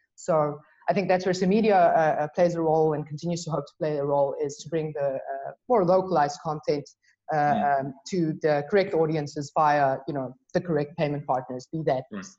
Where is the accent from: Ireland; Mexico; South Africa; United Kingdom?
South Africa; I'm South African